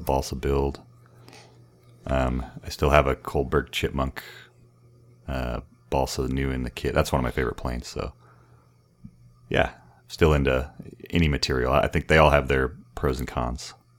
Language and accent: English; El Paso, Texas, United States; moved away as an adult; also born or lived in San Antonio, Texas; I grew up here and then we moved back from Central